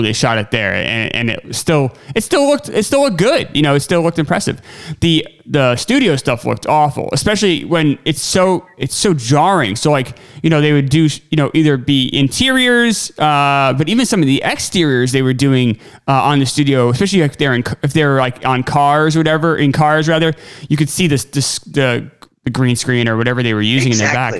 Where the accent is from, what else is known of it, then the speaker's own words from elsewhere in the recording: United States; I'm American